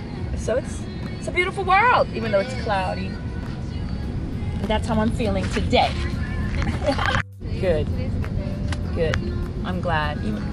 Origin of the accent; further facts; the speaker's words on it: New York City, New York, United States; I grew up in Brooklyn, New York.